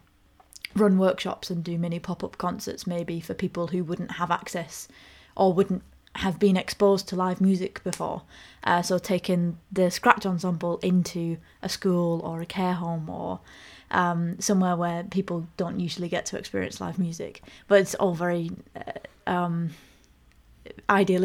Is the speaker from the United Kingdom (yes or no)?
yes; Ulverston, North West England, United Kingdom; moved away as an adult; I grew up in Cumbria and moved away when I was 18.